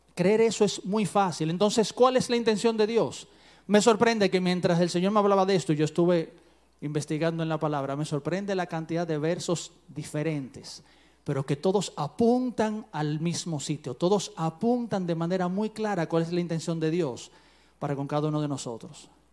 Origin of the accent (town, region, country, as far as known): Dominican Republic